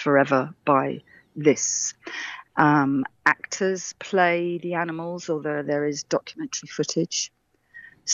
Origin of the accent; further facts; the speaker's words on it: Radlett, East of England, United Kingdom; moved away; also born or lived in London / Essex; I was born in Radlett in Hertfordshire.